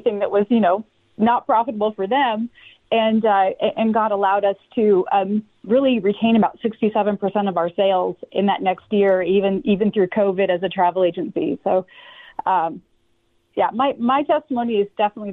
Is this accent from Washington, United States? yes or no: yes; Washington, United States; I grew up in Washington State